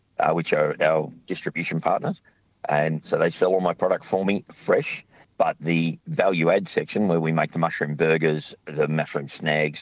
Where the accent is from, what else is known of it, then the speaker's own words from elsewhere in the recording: Sydney, New South Wales, Australia; now in Tasmania, Australia; I grew up in Sydney.